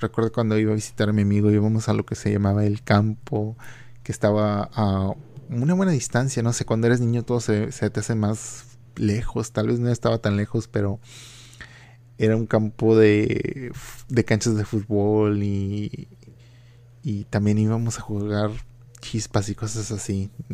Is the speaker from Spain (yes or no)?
no; Reynosa, Tamaulipas, Mexico; now in Philadelphia, United States; mi ciudad natal, ah, que es Reynosa, Tamaulipas, yo pienso que cuando yo estaba creciendo en los 90 era una ciudad relativamente muy segura